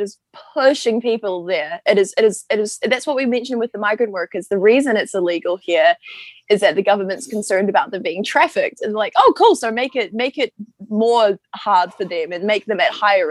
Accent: New Zealand; Māori European, so I am Scottish, the Cloud Clan, and then I am Ngāti Ruakawa. So in New Zealand, our Indigenous, we're Māori.

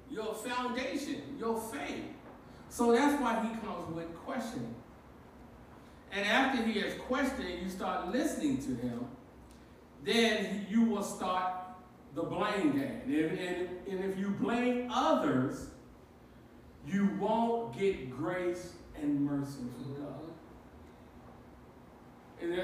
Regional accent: Baltimore, Maryland, United States; when I was growing up in Baltimore, I was raised by my grandmother

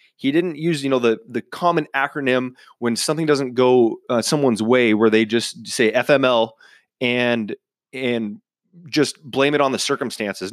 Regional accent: Cleveland, Washington, United States; moved away; my hometown up in Cleveland, Washington

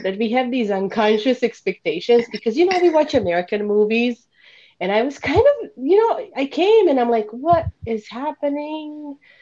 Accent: Bosnia & Herzegovina; English is a second language; moved away as an adult; now in Chicago, United States; I currently live just outside of Chicago with my family, and I am originally from Bosnia. I moved to US at the age of 19 to go to college

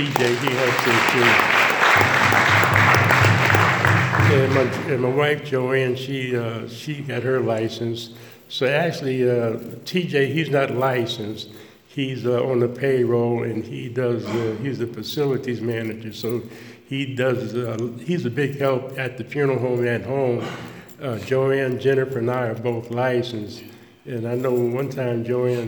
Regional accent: White Plains, New York, United States; born in St. Agnes Hospital in White Plains.

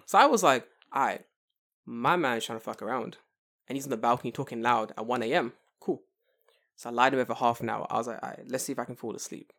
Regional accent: London, United Kingdom; now in Tokyo, Japan; growing up in London

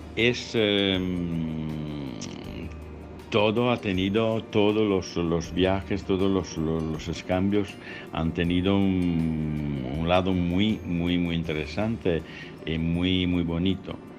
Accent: Italy; Spanish is a second language; soy italiano

